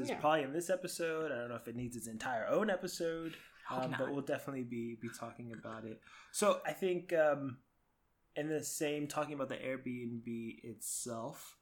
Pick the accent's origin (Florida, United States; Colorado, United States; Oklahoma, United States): Florida, United States; moved away; I grew up in Florida, where a similar climate